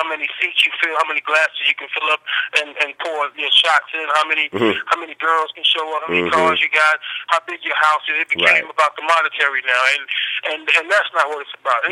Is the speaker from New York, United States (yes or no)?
yes; New York City, New York, United States; also born or lived in Brooklyn, New York; now in Greensboro, United States; born and raised in New York, you know, born in Queens General Hospital